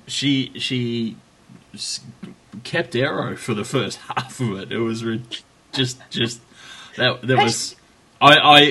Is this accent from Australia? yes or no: yes; Australia; Speaking as an Australian